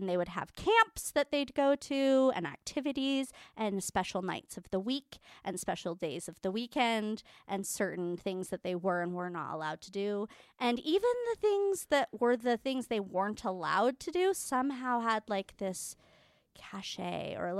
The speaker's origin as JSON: {"language": "English", "region": "Utah", "country": "United States", "tie": "born or raised there", "said": "I was not, but I was raised in Utah."}